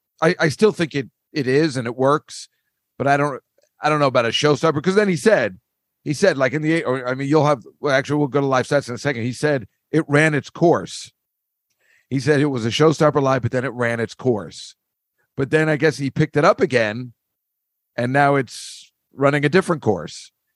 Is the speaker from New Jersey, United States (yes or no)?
yes; Edison, New Jersey, United States; It's just like, oh, I'm from Edison, because they all know it. They all have relatives there.